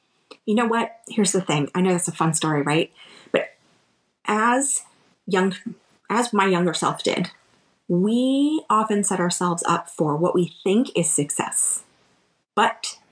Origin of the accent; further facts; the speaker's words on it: Florida, United States; we grew up in Florida